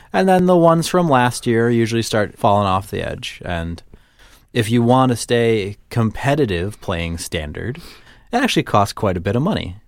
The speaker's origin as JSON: {"language": "English", "region": "Midwest", "country": "United States", "accent": "Midwestern", "said": "I don't often think of myself as having a Midwestern accent"}